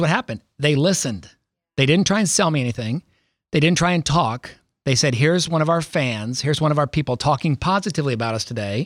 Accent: Columbus, Ohio, United States; also born or lived in Billings, Montana / Ithaca, New York; moved us to Columbus in early seventies. I was born in Montana, my brother was born in Montana, my younger brother's born in Ithaca, New York, and then we moved to Columbus. So I grew up

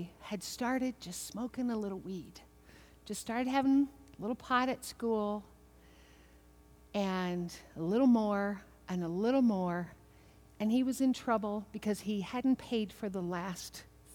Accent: Kentucky, United States; I'm from Kentucky

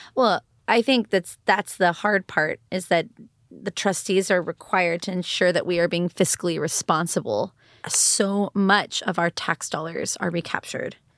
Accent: Austin, Texas, United States; also born or lived in Dallas; I grew up in Eanes and graduated from Westlake High School

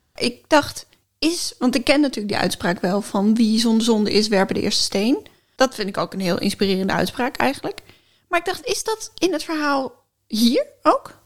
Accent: Friesland, Netherlands; Ik ben geboren in Friesland, maar ik kan niet echt Fries.

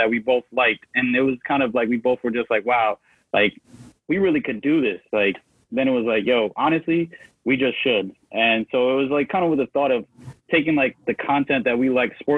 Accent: Connecticut, United States; I'm from Connecticut

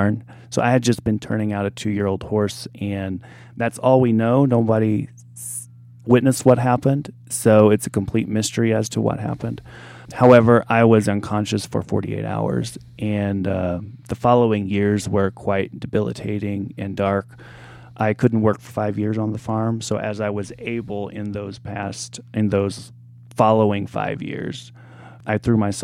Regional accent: Mount Vernon, Illinois, United States; moved away; my hometown, Mount Vernon, Illinois

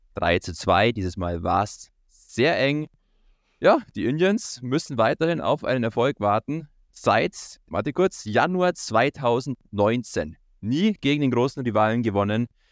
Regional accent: Germany; bei uns in Deutschland

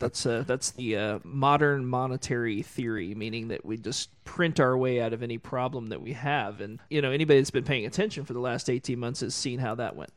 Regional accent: Tulsa, Oklahoma, United States; I grew up in Tulsa

